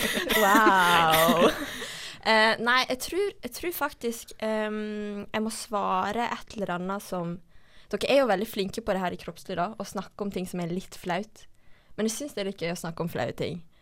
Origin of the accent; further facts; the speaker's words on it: Førde, Vestland, Norway; now in Bergen, Norway; Eh, jeg er 23 år. Eh, jeg kommer fra Førde.